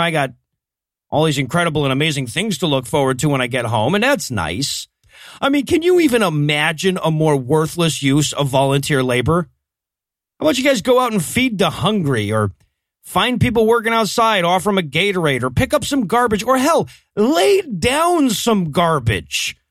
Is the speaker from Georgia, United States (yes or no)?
yes; Waycross, Georgia, United States; the streets of my hometown